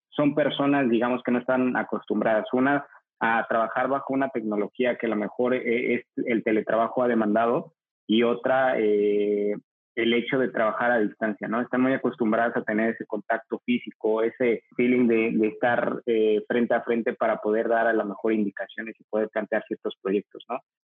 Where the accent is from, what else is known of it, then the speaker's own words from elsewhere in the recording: Mexico City, Mexico; soy de la Ciudad de México